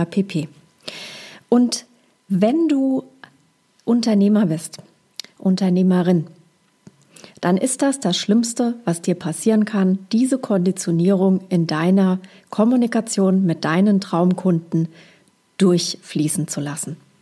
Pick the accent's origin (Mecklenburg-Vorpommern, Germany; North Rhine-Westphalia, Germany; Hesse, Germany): Hesse, Germany; accent: leichter hessischer Akzent; mit meinem leichten hessischen Akzent